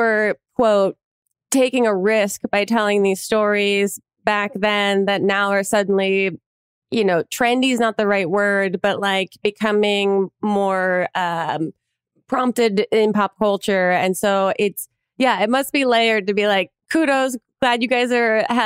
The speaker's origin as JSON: {"language": "English", "region": "New Jersey", "country": "United States", "moved": "as an adult", "lives_now": "New York, United States", "said": "I'm from New Jersey originally, and also moved to New York after I graduated college"}